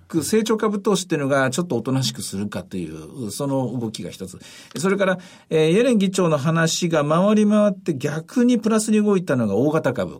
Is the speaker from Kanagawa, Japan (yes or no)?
no; Osaka, Japan; 私大阪出身なんでですね